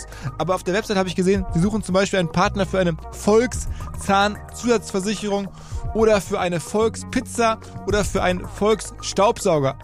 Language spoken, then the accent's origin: German; Essen, North Rhine-Westphalia, Germany; in Essen, meine Heimatstadt